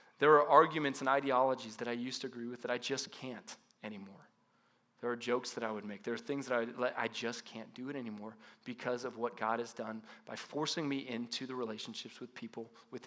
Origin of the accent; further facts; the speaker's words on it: Paradise Valley, Arizona, United States; I grew up in Paradise Valley, North Scottsdale area